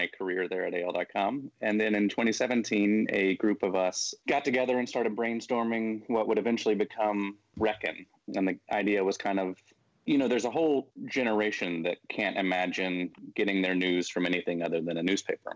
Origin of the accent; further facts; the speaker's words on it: Birmingham, Alabama, United States; also born or lived in Memphis, Tennessee / Chicago / Washington, D.C. / San Francisco; now in Tuscaloosa, United States; I grew up here in Birmingham. I was born in Memphis, but moved to Birmingham when I was six.